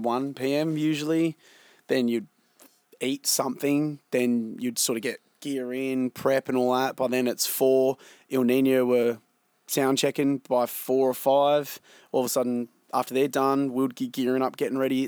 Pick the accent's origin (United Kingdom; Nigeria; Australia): Australia; being a Australian band